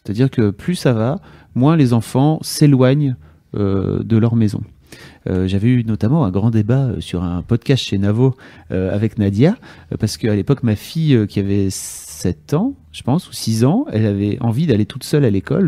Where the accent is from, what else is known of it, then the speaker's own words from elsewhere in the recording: Lille, Hauts-de-France, France; nous, on est lillois